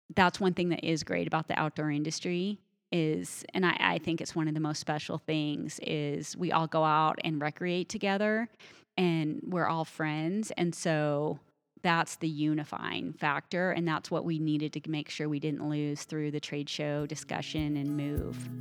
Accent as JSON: {"language": "English", "region": "eastern Colorado", "country": "United States", "tie": "born or raised there", "said": "I grew up in Colorado, but I grew up on the plains. And so out in eastern Colorado"}